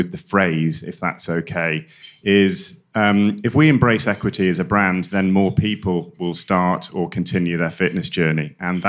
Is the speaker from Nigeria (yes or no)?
no; Dublin, Leinster, Ireland; I'm based here in Dublin, and I am revealing for the first time that Dublin is my hometown.